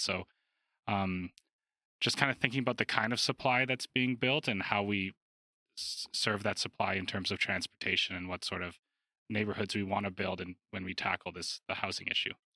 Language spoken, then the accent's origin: English; Calgary, Alberta, Canada; growing up in Alberta